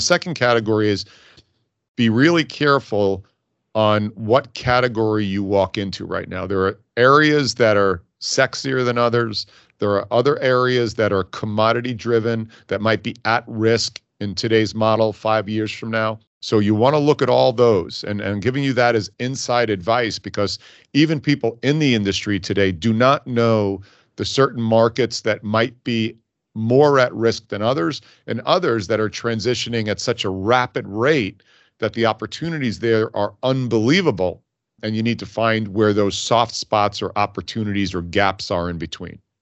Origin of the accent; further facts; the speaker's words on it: Hicksville, New York, United States; moved away as an adult; also born or lived in Dayton, Ohio; I grew up on Long Island in a town, believe it or not, called Hicksville.